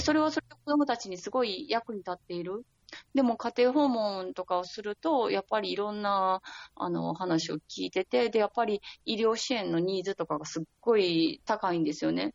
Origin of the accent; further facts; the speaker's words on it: Osaka, Japan; moved away as an adult; now in Lebanon; 私、大阪出身なんですけど